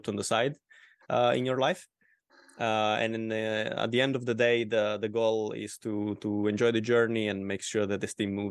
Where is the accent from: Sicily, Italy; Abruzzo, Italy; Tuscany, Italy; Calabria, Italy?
Calabria, Italy; from Local Group Calabria from Southern Italy